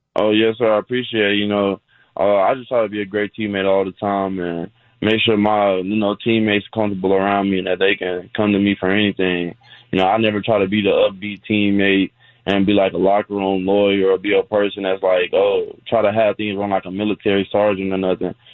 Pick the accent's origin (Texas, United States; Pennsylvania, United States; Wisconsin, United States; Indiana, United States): Texas, United States; Fort Worth; moved away; also born or lived in San Antonio, Texas; my hometown, Fort Worth